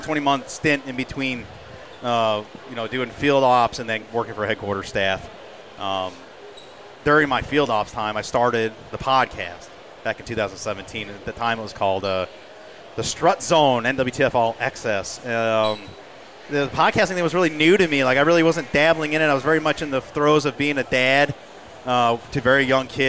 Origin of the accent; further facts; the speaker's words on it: New Hampshire, United States; I'm from New Hampshire